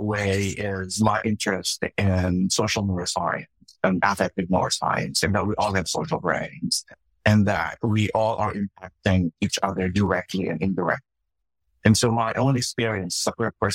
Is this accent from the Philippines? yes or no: yes; Philippines; moved away; I grew up in the Philippines, and I grew up in a Methodist church